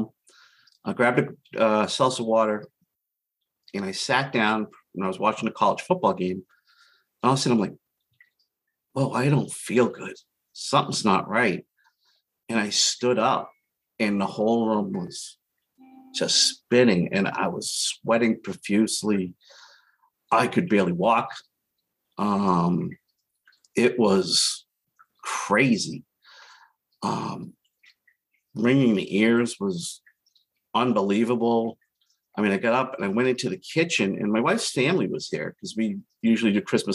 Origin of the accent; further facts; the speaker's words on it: Boston, Massachusetts, United States; now in Central Massachusetts, United States; I grew up in Boston. If you can't tell from my accent